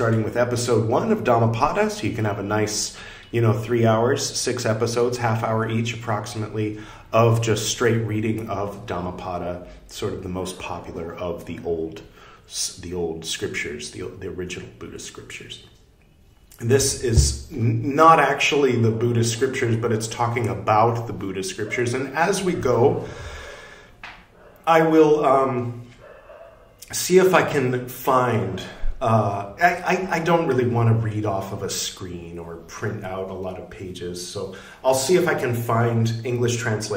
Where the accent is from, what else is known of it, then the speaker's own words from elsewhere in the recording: California, United States; I am from California